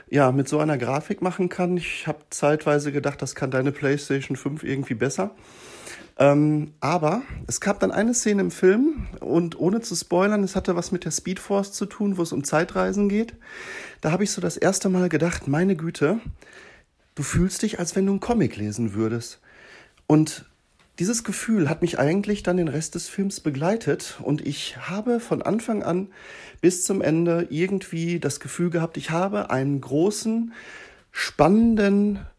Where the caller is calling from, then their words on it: Dortmund, North Rhine-Westphalia, Germany; Ja, hallo zusammen … aus Dortmund.